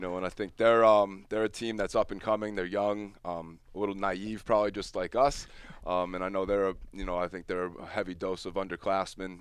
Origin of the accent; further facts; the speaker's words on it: Easthampton, Massachusetts, United States; I grew up in East, middle school in East Hampton